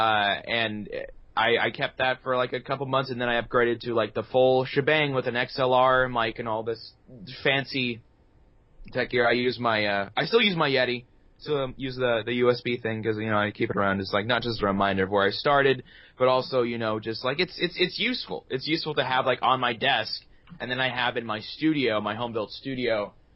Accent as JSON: {"language": "English", "town": "New York City", "region": "New York", "country": "United States", "moved": "as an adult", "lives_now": "Los Angeles, United States", "said": "I'm from Brooklyn now."}